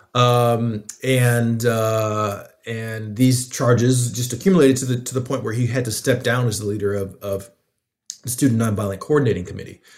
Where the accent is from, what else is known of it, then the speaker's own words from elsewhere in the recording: Atlanta, Georgia, United States; I'm from Atlanta and, um, I grew up fairly close to the Muslim community.